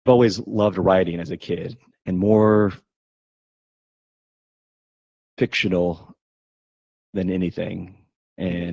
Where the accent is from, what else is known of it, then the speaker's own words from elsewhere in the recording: Tri-Cities, Eastern Washington, United States; also born or lived in Tucson, Arizona; now in San Antonio, United States; I grew up in Washington State, Eastern Washington, a place called the Tri-Cities.